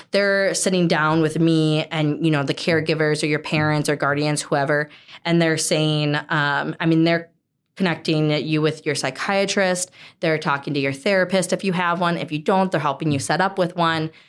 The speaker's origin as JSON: {"language": "English", "town": "Hudson", "region": "Wisconsin", "country": "United States", "tie": "born or raised there", "said": "born and raised in Hudson"}